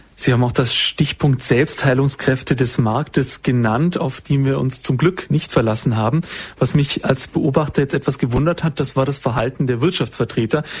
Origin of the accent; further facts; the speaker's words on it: Swabia, Baden-Württemberg, Germany; Also ich bin Schwabe